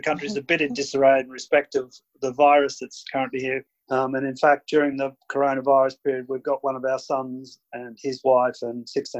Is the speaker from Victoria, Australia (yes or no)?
yes; Robinvale, Victoria, Australia; moved away as an adult; also born or lived in Ballarat; now in United Kingdom; So I was born in Romville in 63. My family were, like yours are, fruit blockies. I left Romville in 1991.